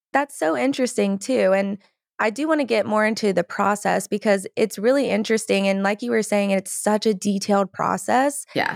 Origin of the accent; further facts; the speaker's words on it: Georgia, United States; I'm from Georgia and like in the South, there's nice. beautiful magnolia trees